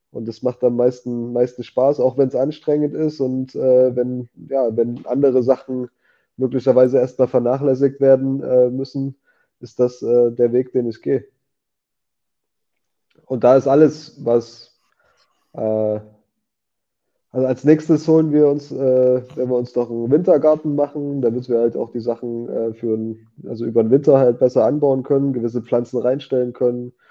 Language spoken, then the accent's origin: German; Germany; als Deutscher, also für mich persönlich ist das so ein echter Luxus.